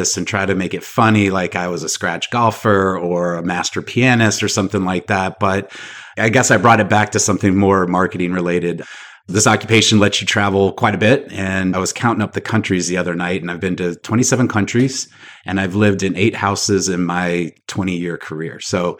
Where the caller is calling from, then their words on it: Charlotte, North Carolina, United States; Charlotte, North Carolina today.